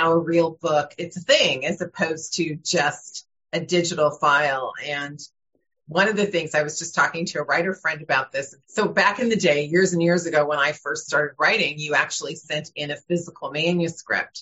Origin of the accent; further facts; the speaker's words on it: Burbank, California, United States; I grew up in Burbank, California